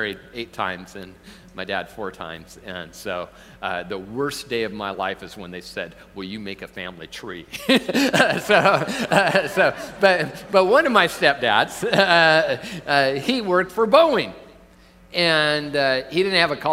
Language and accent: English; Tacoma, Washington, United States; moved away; I'm from Tacoma originally